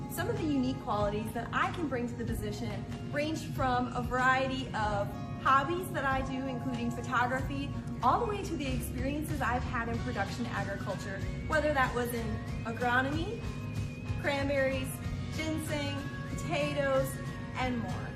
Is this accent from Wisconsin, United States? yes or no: yes; Neenah, Wisconsin, United States; I was raised in Neenah, Wisconsin